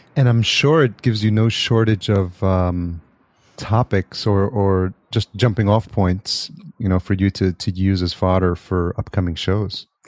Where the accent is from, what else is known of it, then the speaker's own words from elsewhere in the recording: Yonkers, New York, United States; moved away as an adult; also born or lived in Atlanta; now in Los Angeles, United States; I grew up in Yonkers